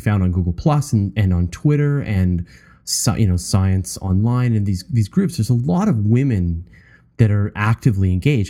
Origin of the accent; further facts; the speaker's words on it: Canada; as a Canadian